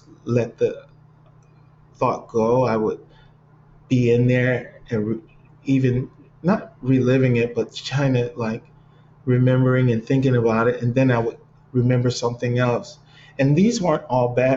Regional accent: Cleveland, Ohio, United States; moved away as an adult; now in Los Angeles, United States; growing up in Cleveland

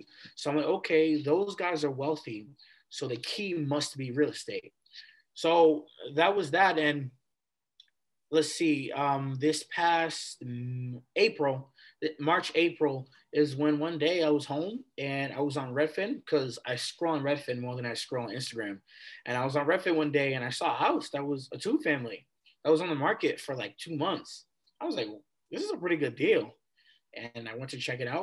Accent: Malden, Massachusetts, United States; also born or lived in Wakefield, Massachusetts; I grew up in Malden, Massachusetts, you know, elementary, middle school, high school, went to all Malden public schools

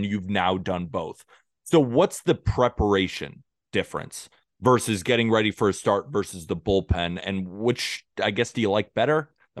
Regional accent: California, United States; now in New York, United States; I'm from California too.

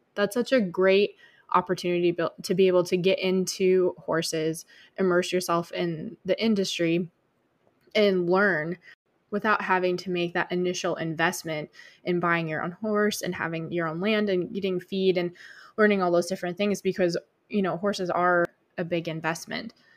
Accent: Michigan, United States; moved away; I grew up in Michigan

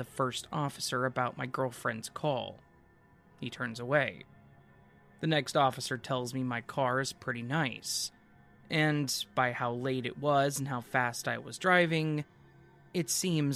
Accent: Marin County, California, United States; Marin County

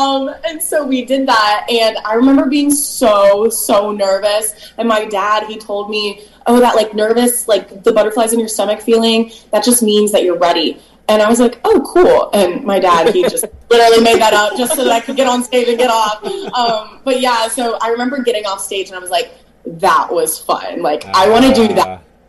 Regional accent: Orlando, Florida, United States; now in Nashville, United States; born and raised in Orlando.

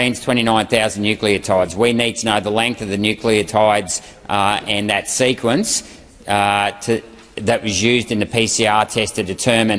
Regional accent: Chinchilla, Queensland, Australia; my hometown of Chinchilla

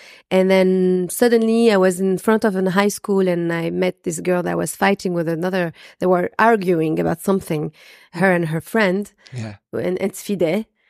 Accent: France; born there; accent: French; English is a second language; Yeah, I was born in France, and I also speak fluent Arabic.

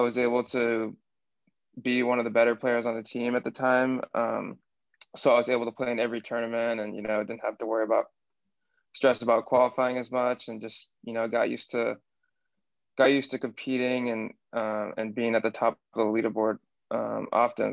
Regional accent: Seattle, Washington, United States; accent: American; also born or lived in Bristol, England; I grew up in Seattle

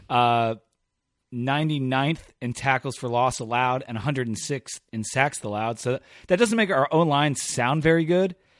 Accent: Delaware, United States; I'm from Delaware

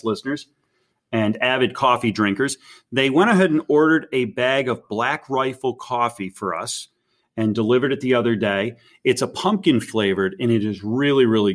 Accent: upstate New York, United States; a lifelong New Yorker, someone who was born and raised in New York and continues to work and live here today

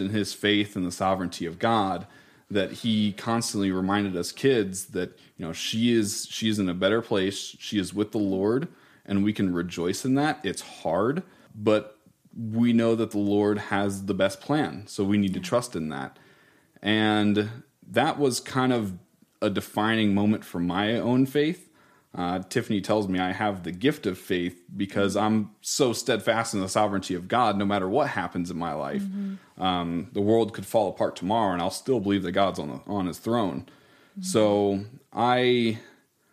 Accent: Iowa, United States; We were originally from Iowa

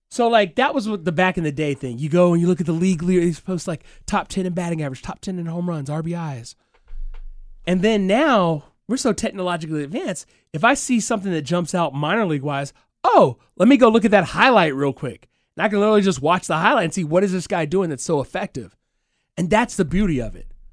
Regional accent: Huntsville, Alabama, United States; also born or lived in Birmingham, Alabama; I grew up in Huntsville, Alabama

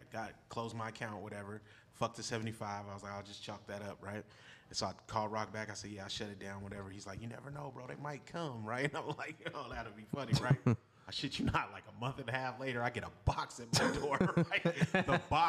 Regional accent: Richmond, United States; Bro, I'm from Richmond.

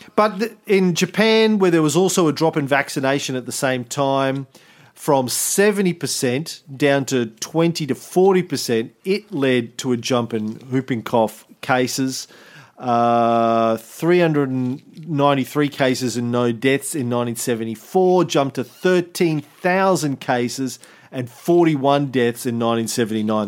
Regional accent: Australia; as an Australian

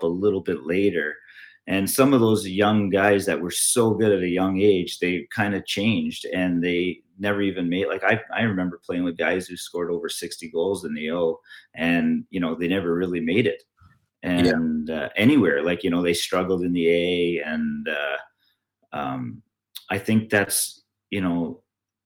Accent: Canada; Am I still Canadian

